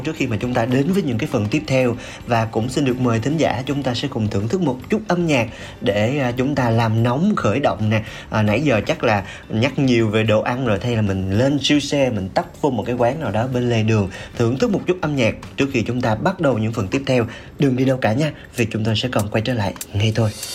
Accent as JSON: {"language": "Vietnamese", "region": "Mekong Delta", "country": "Vietnam", "moved": "yes", "lives_now": "Ho Chi Minh City, Vietnam", "said": "mình cũng là một cái người uh, sinh sống và làm việc ở thành phố hồ chí minh nhưng mà mình là người miền tây"}